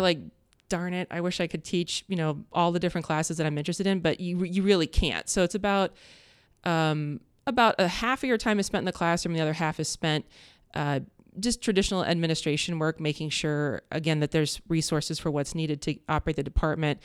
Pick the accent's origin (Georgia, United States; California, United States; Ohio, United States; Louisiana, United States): Ohio, United States; Columbus; also born or lived in Upper Arlington, Ohio / Worthington, Ohio; growing up in Columbus